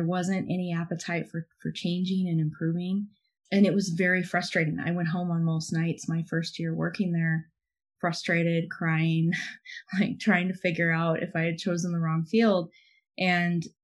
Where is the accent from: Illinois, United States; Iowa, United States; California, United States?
Illinois, United States; moved away as an adult; also born or lived in London, United Kingdom; I grew up in Illinois